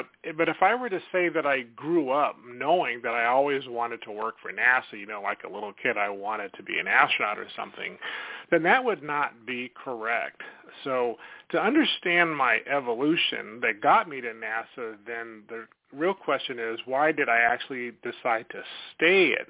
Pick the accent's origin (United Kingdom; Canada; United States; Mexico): United States; Sacramento, California; I grew up in Sacramento.